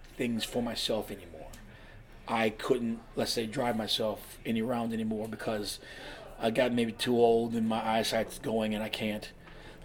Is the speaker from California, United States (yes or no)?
yes; California, United States; also born or lived in Washington State; now in Pennsylvania, United States; I'm from California originally